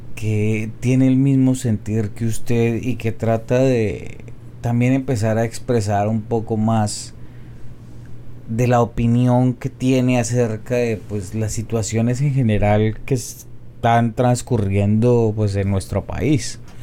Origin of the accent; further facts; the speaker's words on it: Colombia; soy un colombiano promedio